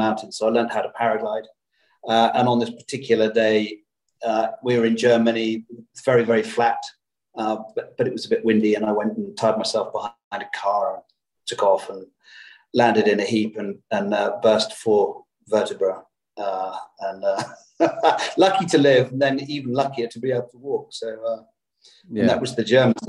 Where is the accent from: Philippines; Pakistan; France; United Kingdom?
United Kingdom; Birmingham, West Midlands; I was brought up in Birmingham